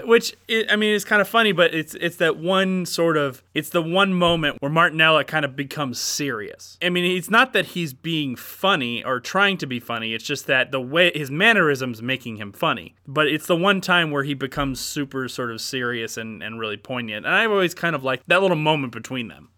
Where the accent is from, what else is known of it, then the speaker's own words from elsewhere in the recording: Atlanta, Georgia, United States; also born or lived in Cumming, Georgia; I'm still a very large Atlanta Braves fan, given that we grew up in Atlanta